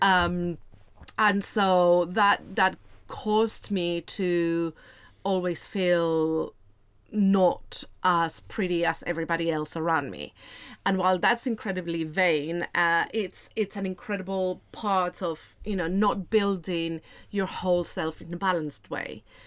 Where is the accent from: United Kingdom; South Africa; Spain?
Spain; moved away; I am originally from Spain. I grew up in a smaller city of around a hundred and forty thousand people